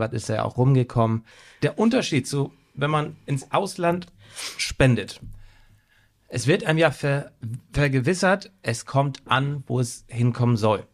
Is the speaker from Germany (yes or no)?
yes; Germany; als Deutscher